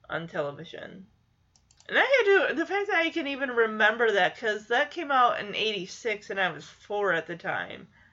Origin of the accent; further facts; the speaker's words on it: Lowell, Michigan, United States; the small town of Lowell that I grew up in Michigan